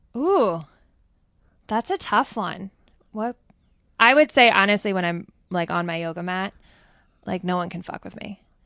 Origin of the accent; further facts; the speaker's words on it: Ridgewood, New Jersey, United States; also born or lived in Manhattan; growing up in Ridgewood, New Jer-